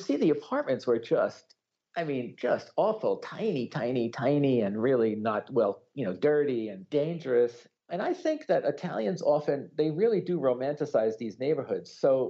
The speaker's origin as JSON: {"language": "English", "town": "New York City", "region": "New York", "country": "United States", "tie": "born or raised there", "moved": "as an adult", "said": "I was raised in the Bronx, where I lived until I went off to college. My father is Tuscan. He actually immigrated after the Second World War"}